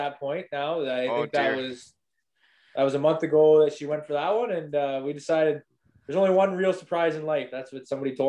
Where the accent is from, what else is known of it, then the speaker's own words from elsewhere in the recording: Ripley, Ontario, Canada; we're only a town of, we're growing. We might be up to 1,000 people now. Like when I remember when I was going to school here in hockey, it was 600. But I think we might be hitting almost 1,000, maybe. We're getting a new subdivision, first ever subdivision in Ripley.